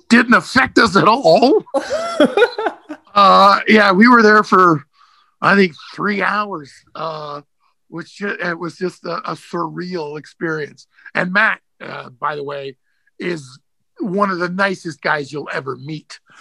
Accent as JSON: {"language": "English", "country": "Canada", "said": "I'm from Canada"}